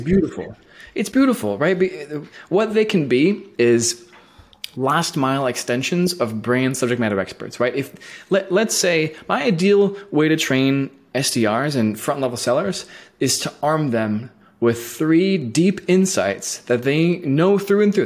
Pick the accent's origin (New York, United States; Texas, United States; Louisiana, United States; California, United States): California, United States; Bay Area; moved away as an adult; also born or lived in San Francisco; now in Portland, United States; I was born and raised in Berlin Game, so I, I'm a native of the Bay Area